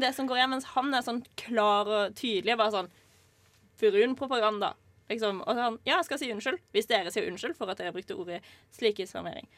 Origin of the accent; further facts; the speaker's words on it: Norway; her i Norge, faktisk i hjembyen min